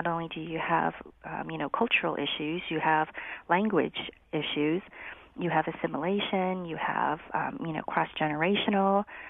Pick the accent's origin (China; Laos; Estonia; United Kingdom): Laos; now in United States; So I am a refugee from Laos. I consider myself Chinese Lao American. We were very fortunate to be able to come to the United States because we had sponsorship from a church in Wallingford.